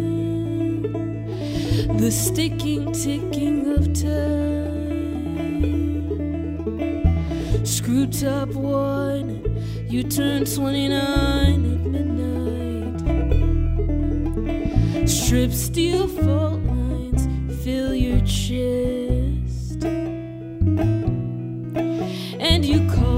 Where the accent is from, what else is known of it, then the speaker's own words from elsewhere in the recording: Montreal, Quebec, Canada; my hometown of Montreal